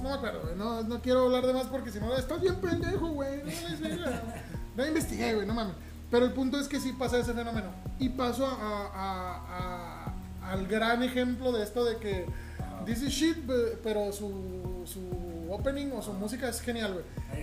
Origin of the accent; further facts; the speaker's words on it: Ciudad Juárez, Chihuahua, Mexico; aquí en Ciudad Juárez, güey, nosotros, como ya hemos comentado, somos de Ciudad Juárez